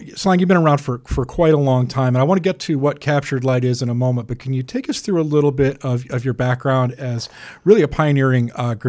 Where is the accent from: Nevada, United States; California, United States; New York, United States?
New York, United States; New York City; moved away; I grew up in New York City for a period